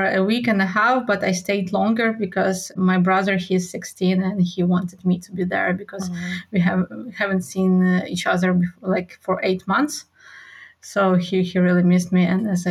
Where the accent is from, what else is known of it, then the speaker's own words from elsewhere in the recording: Lviv, Lviv Oblast, Ukraine; English is a second language; moved away as an adult; now in Poland; Yeah, Lviv is amazing. So it's my hometown.